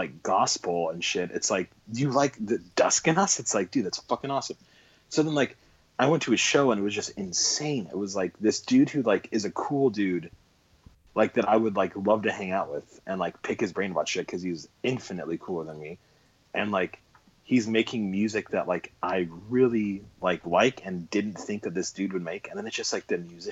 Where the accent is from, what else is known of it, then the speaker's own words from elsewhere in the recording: San Francisco, California, United States; I was born in San Francisco in 1988